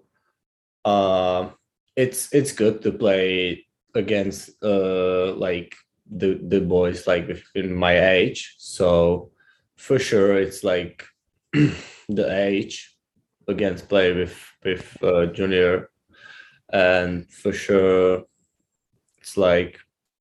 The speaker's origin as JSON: {"language": "English", "country": "Czechia", "tie": "born or raised there", "second_language": "English", "moved": "yes"}